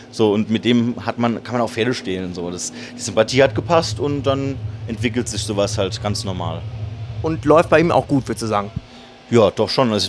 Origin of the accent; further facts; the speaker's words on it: Kaiserslautern, Rhineland-Palatinate, Germany; ich bin ja auch in Kaiserslautern aufgewachsen